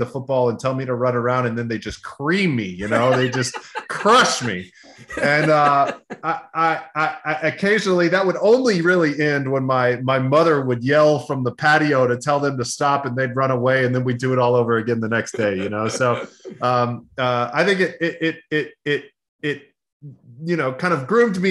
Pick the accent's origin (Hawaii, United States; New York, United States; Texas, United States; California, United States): Texas, United States; Austin; moved away as an adult; also born or lived in Los Angeles; I grew up in Austin, Texas, back when it was kind of a small town, which is not anymore. And I grew up like a lot of Texas boys